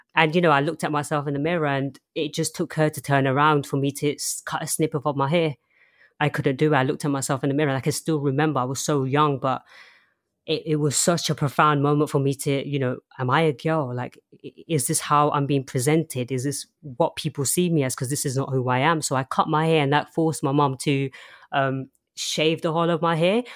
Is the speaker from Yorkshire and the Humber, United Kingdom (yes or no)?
no; London, United Kingdom; also born or lived in Chelmsford, Essex; I was born in Essex, Chelmsford, and I moved to London when I was very, very young. um, and I've been in London ever since.